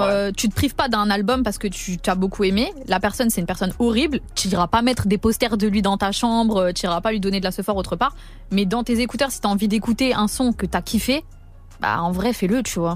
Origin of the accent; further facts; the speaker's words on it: France; on est français